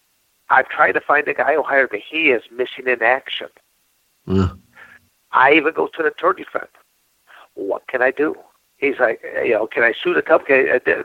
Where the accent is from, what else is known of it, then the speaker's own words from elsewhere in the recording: Michigan, United States; moved away as an adult; I get to go back to my home state.